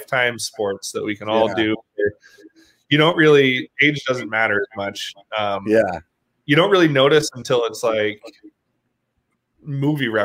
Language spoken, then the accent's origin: English; Louisville, Kentucky, United States; now in Park City, United States; I grew up in Kentucky